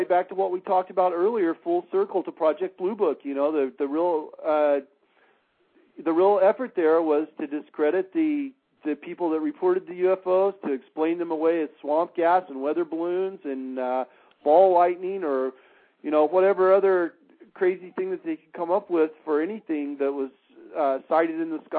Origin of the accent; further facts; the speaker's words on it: Michigan, United States; many of the latest reported sightings have been in my home state of Michigan.